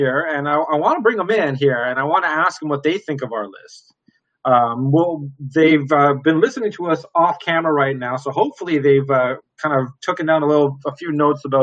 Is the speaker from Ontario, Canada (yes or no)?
yes; Walkerton, Ontario, Canada; living just outside of my hometown of Walkerton